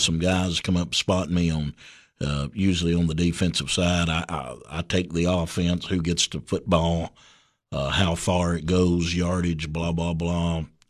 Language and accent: English; Livingston, Tennessee, United States; Yeah, I was born and raised in Livingston, and of course went to school, local schools there, and raised by a single mother.